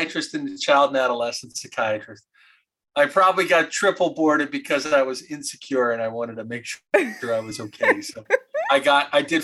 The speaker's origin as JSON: {"language": "English", "region": "Michigan", "country": "United States", "tie": "born or raised there", "also_born_or_lived": "Philadelphia", "said": "I grew up in Michigan"}